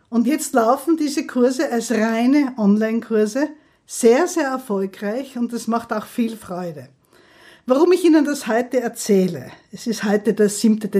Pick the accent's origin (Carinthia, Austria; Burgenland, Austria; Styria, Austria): Styria, Austria; Graz; ich komme aus der Steiermark, aus Graz, ich freue mich schon auf die Steirer